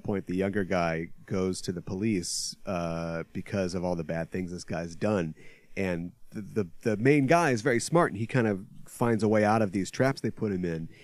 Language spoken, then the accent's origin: English; United States; speaking as an American